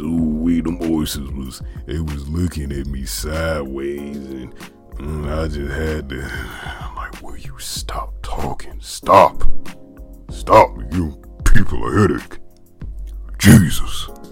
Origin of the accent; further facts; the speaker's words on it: the South, United States; accent: country; I'm from the South